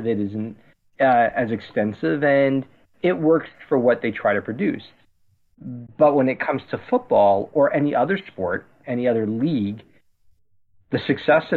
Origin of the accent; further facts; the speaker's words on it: Canada; as a Canadian